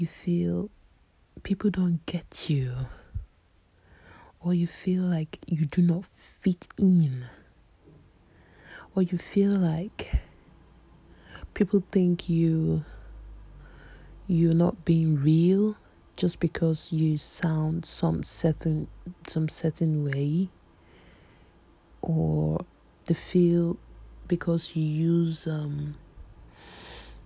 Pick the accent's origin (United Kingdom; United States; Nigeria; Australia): Nigeria; I'm a Nigerian